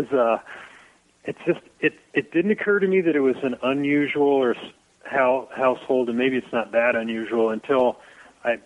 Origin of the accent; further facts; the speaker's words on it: Dayton, Ohio, United States; now in Livingston, United States; where I grew up. I mean, Ohio, Dayton